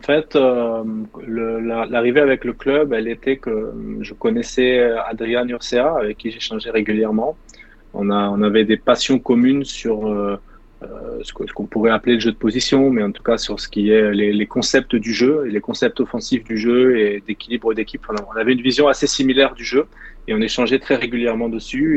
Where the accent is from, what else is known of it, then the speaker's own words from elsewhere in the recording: Caen, Normandy, France; moved away as an adult; also born or lived in Nice; le club qui était en bas de chez moi à Caen